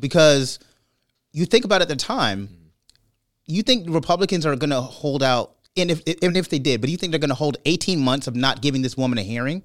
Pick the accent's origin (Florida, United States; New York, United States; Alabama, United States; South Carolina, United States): New York, United States; Brooklyn; moved away; also born or lived in Bay Area, California; I had the benefit of growing up in Brooklyn and then moving to the East Coast